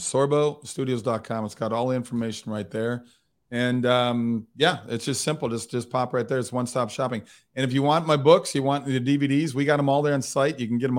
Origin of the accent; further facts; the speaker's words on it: Midwest, United States; now in Hollywood, United States; look, I look at it, I'm from the Midwest. So I think that it's a different sort of outlook when I moved to Hollywood.